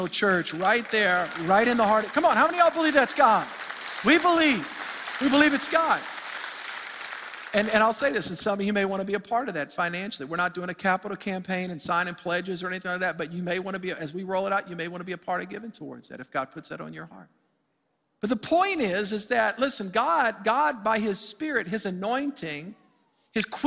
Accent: New Orleans, Louisiana, United States; I'm from New Orleans

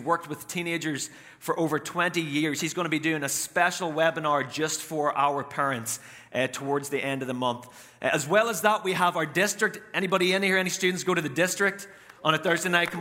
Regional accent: Northern Ireland, United Kingdom; now in United States; I am from Northern Ireland

